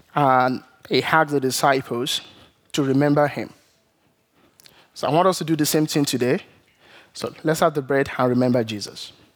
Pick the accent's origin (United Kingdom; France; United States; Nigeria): Nigeria; moved away; growing up in Nigeria